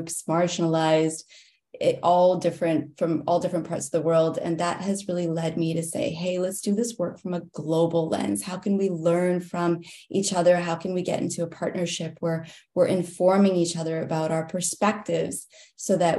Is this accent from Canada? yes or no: yes; Canada; also born or lived in Singapore / Germany / Japan; now in United States; I was born in Singapore, interestingly enough, as a Canadian citizen